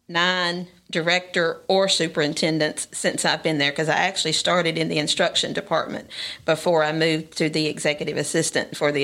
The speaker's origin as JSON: {"language": "English", "town": "Mount Pleasant", "region": "Tennessee", "country": "United States", "tie": "born or raised there", "said": "Well, I grew up in Mount Pleasant. I'm a product of Maury County Public Schools. I went to Mount Pleasant Elementary."}